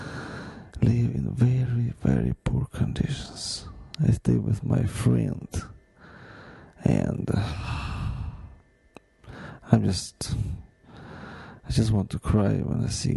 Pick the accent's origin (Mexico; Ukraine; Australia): Ukraine; now in United States; my home country